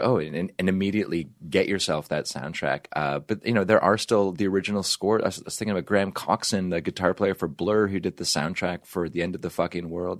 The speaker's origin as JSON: {"language": "English", "country": "Canada", "moved": "yes", "lives_now": "United States", "said": "I'm from Canada"}